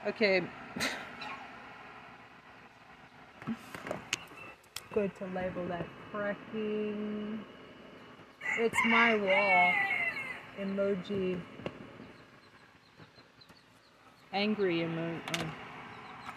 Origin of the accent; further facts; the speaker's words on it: United States; moved away as an adult; also born or lived in France / Taipei; as an American who spent a couple years of my academic formation in France